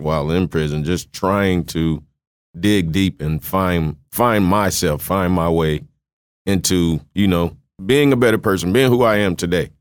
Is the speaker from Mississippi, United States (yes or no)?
yes; Mississippi, United States; moved away; also born or lived in Kosciusko, Mississippi / Waterloo, Iowa; I was born in Kosciuszko, Mississippi, grew up in Salas with my grandfather. Um, nineteen ninety-two, my mom decided we were relocating, you know, better opportunities in, in Waterloo, Iowa